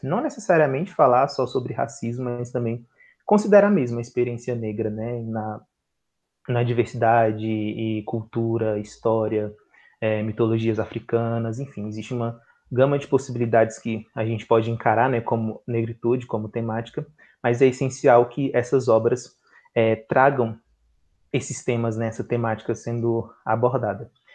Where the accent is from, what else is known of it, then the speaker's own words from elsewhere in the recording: Brasília, Federal District, Brazil; Eu sou daqui de Brasília